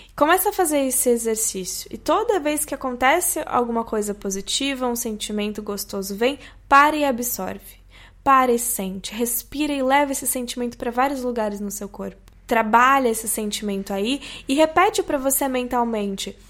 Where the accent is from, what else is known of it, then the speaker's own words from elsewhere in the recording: Brazil; como brasileiros